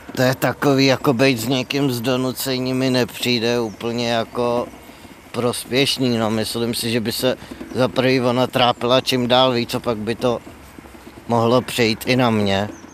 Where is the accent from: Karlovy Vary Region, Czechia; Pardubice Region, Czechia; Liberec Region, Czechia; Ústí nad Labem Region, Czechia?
Ústí nad Labem Region, Czechia; Louny; pocházím z Lon, což je malý město severozápadně od Prahy.